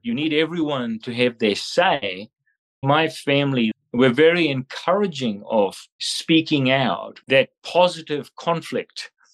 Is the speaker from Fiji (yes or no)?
yes; Fiji; moved away as an adult; also born or lived in Australia; now in New Zealand; I am from Fiji